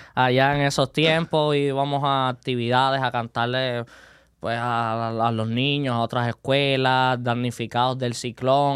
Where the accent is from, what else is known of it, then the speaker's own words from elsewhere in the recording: Santiago de Cuba, Cuba; moved away as an adult; now in Las Vegas, United States; yo soy cubano de Santiago de Cuba, la isla del Caribe.